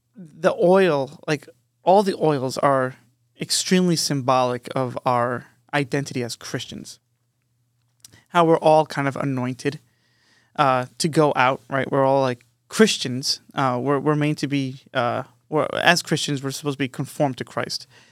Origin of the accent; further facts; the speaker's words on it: Long Island, New York, United States; moved away; we grew up in New York, but we grew up on Long Island. We were born in the city, me and Matt